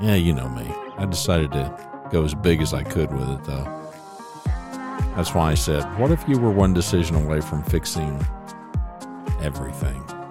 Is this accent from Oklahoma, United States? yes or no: yes; Oklahoma, United States; moved away as an adult; also born or lived in Louisiana; now in Dallas-Fort Worth, United States; I'm an O U fan 'cause, hey, I was born in Oklahoma